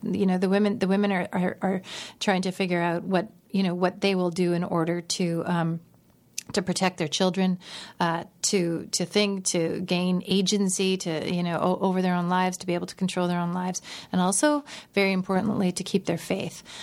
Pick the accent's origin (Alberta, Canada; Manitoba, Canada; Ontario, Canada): Manitoba, Canada; Steinbach; Steinbach, which is my, my hometown